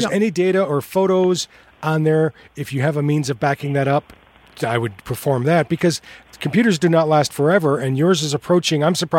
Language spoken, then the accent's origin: English; United States; Because we're Americans